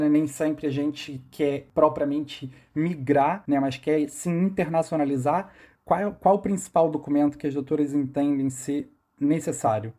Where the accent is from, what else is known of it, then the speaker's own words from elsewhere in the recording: Niterói, Rio de Janeiro, Brazil; Eu sou de Niterói, no Rio de Janeiro